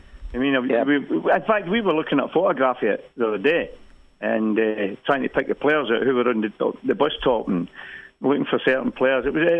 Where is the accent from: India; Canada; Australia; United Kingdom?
United Kingdom; Glasgow, Scotland; moved away; also born or lived in Leeds; growing up in Glasgow, you know, when I grew up in Glasgow